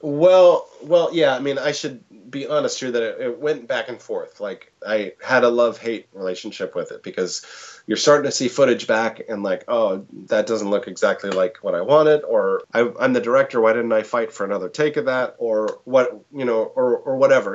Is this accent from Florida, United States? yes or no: no; Portland, Oregon, United States; I'm from Portland